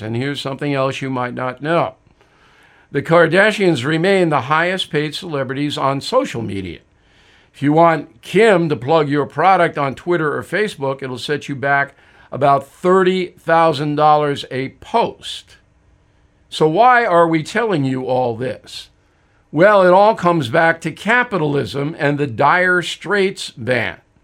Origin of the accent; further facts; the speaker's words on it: United States; as an American citizen